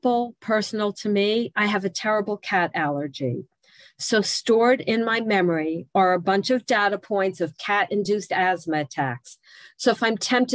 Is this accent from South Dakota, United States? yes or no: no; New Jersey, United States; I'm from New Jersey